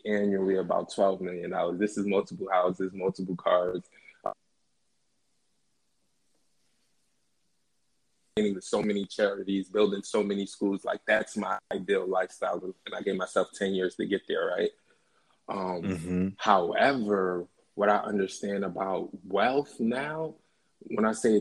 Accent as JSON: {"language": "English", "town": "Philadelphia", "region": "Pennsylvania", "country": "United States", "said": "I'm from Philly"}